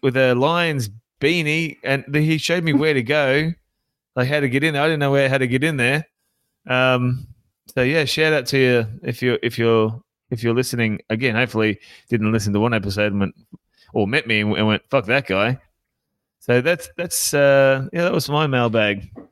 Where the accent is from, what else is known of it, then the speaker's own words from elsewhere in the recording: Sunshine Coast, Queensland, Australia; I was born in, born on the Sunshine Coast